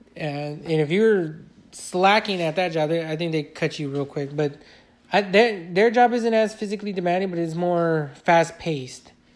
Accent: Fontana, California, United States; I've worked in my hometown, Fontana

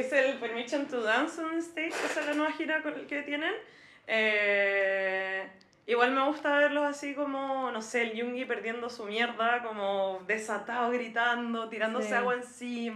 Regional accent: Antofagasta, Chile; Yo soy de Antofagasta

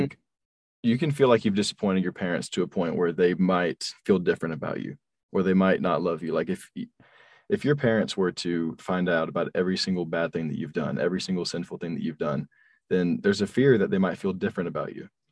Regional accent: North Carolina, United States; So we moved from South Carolina to North Carolina

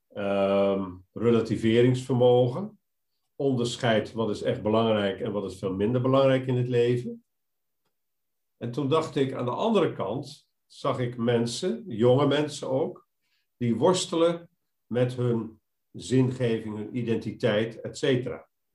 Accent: Arnhem, Gelderland, Netherlands; moved away as an adult; also born or lived in Rotterdam; geboren in een pastorie, eh, opgegroeid in Arnhem

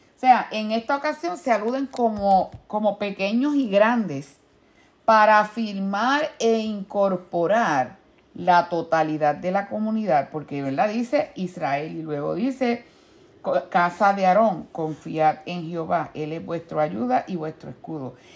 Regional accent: Puerto Rico; en mi pueblo allá en Puerto Rico

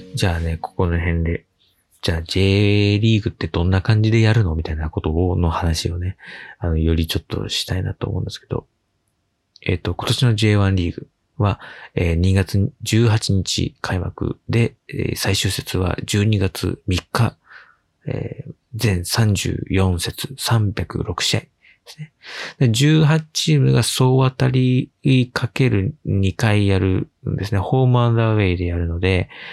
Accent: Yokohama, Kanagawa, Japan; 地元横浜のクラブである横浜 F マリノスのサポーター

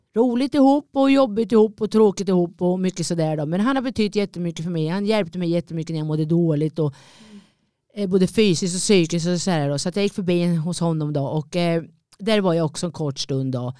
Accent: Linköping, Östergötland, Sweden; moved away as an adult; det är min hemstad, det är där jag är född, det där jag är uppväxt

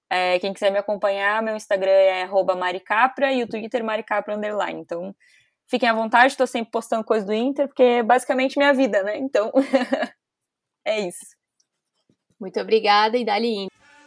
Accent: Porto Alegre, Rio Grande do Sul, Brazil; eu sou de Porto Alegre

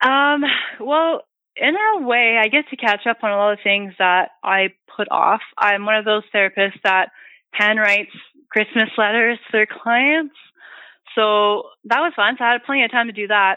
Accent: Hearst, Ontario, Canada; moved away; I'm from Northern Ontario. I'm from Hearst.

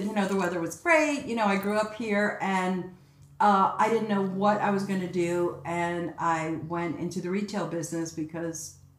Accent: New York City, New York, United States; accent: Bronx; also born or lived in Cairo, Egypt / Paris, France; So I grew up in the Bronx.

